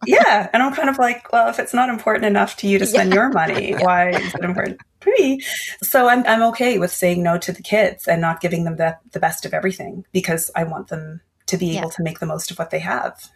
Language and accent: English; Canada; also born or lived in Asia; I was born in Asia and my father passed away when we were all very, very young. And so my mom was widowed at 35 and she had three kids. And then she came over to Canada